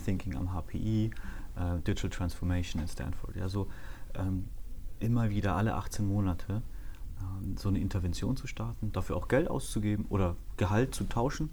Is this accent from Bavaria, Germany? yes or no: yes; Erlangen, Bavaria, Germany; moved away; bin in Erlangen aufgewachsen, das ist in Mittelfranken.